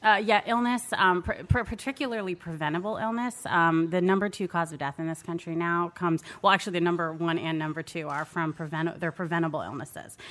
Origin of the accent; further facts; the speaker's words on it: Maryland, United States; I'm from Maryland